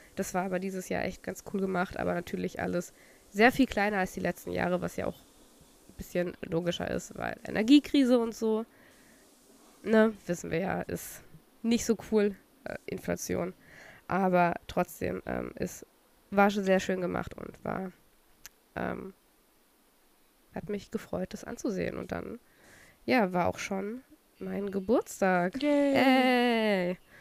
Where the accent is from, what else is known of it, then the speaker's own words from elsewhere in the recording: Saxony, Germany; also born or lived in Chemnitz; now in Berlin, Germany; Sachsen ist ja aber auch meine Heimat